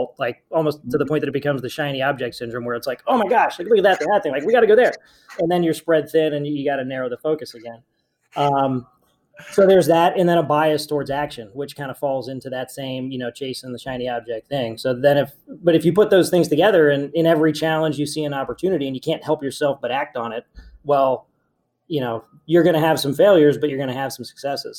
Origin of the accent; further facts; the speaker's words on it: Cincinnati, Ohio, United States; also born or lived in Tampa; born and raised in Cincinnati